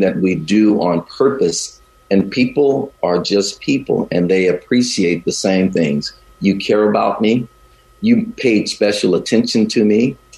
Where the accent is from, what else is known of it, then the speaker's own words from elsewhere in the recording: the South, United States; also born or lived in Chicago, Illinois; now in Bay Area, United States; although I live here in the Bay Area now and traveled all over the country and parts of the world, I grew up in the South